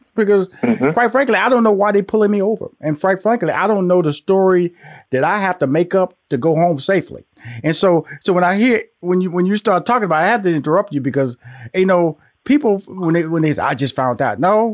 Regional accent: Houston, Texas, United States; I was born and raised in Houston, Texas. So I had Texas Southern in Houston, and I had Prairie View A&M down the road.

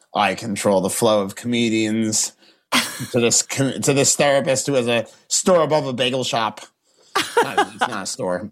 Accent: Boston, Massachusetts, United States; Not Boston, not my hometown

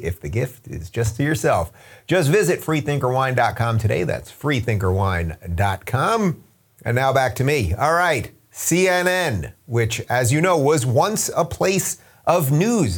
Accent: Long Island, New York, United States; also born or lived in Brooklyn / Manhattan / New Jersey; I grew up in Long Island

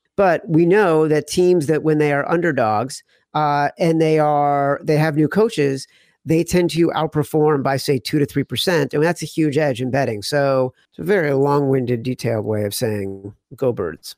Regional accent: Chicago, Illinois, United States; I'm from Chicago. I grew up there

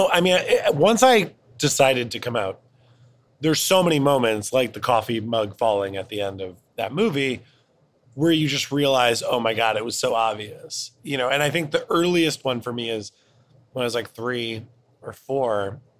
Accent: Cleveland, Ohio, United States; In Cleveland, Ohio.

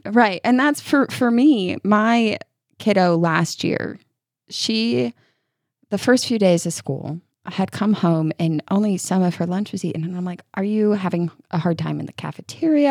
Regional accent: New York, United States; moved away as an adult; now in Kentucky, United States; I grew up in New York. So my school ran from Labor Day to mid June

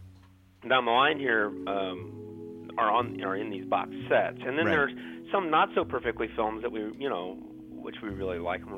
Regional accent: Ohio, United States; now in California, United States; I grew up in Ohio.

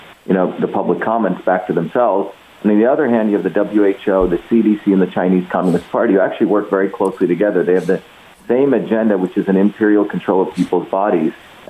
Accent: India; now in United States; I grew up in the Indian caste system

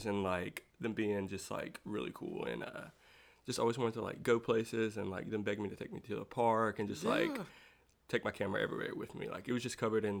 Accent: South Boston, Virginia, United States; now in Danville, United States; I was born in South Boston, Virginia, which is about an hour and 30 minutes away from here

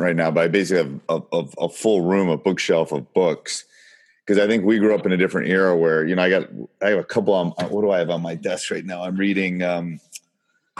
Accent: Madison, Wisconsin, United States; I grew up in Madison, Wisconsin

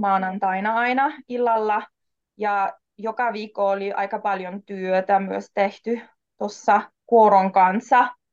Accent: Austria; first language German, Polish; Finnish is a second language; moved away as an adult; also born or lived in Warsaw, Poland; now in Jyväskylä, Finland; mä oon Itävallasta kotoisin, mä oon syntynyt Varsovassa, Puolassa

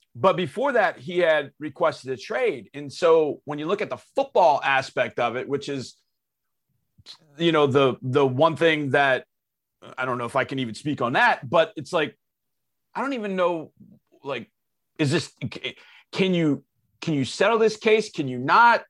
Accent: Houston, Texas, United States; I'm from Houston

